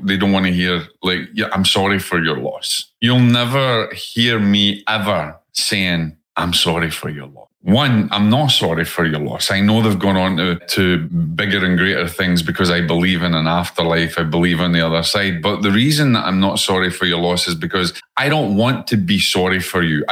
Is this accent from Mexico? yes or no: no; Scotland, United Kingdom; accent: Scottish; moved away; my Scottish accent